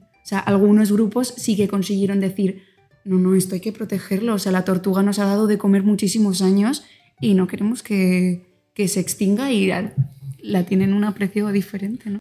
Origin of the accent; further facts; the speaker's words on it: Alcalá de Henares, Community of Madrid, Spain; moved away as an adult; now in Oaxaca, Mexico; soy española, nací en Alcalá de Henares.